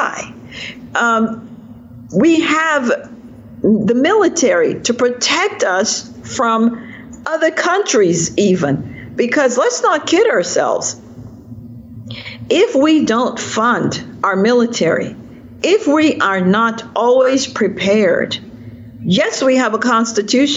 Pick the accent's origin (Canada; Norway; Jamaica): Jamaica; now in Virginia, United States; I'm a Jamaican in exile, and I'm now a product of America